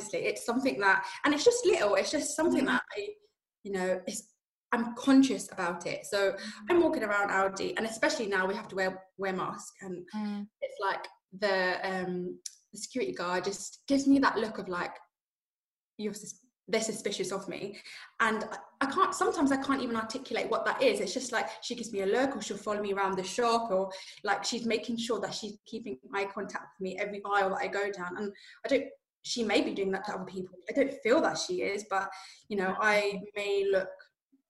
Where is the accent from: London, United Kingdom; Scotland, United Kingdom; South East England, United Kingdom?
London, United Kingdom; moved away as an adult; now in Inverness, United Kingdom; I'm from London. I'm born in London.